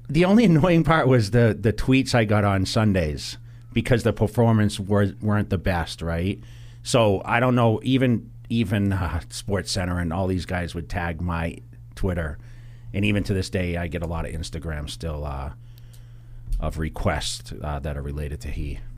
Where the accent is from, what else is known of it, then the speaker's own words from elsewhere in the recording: Massachusetts, United States; now in Las Vegas, United States; growing up in Massachusetts, I grew up in a very rural area